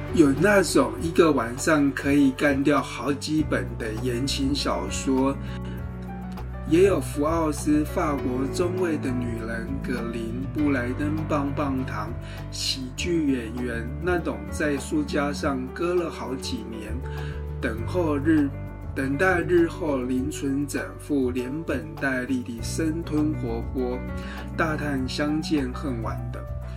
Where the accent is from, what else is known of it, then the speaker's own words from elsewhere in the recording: Tainan, Taiwan; moved away; 我是一九七五年出生， 八零年代跟九零年代初期，在台南度过我的童年跟青春期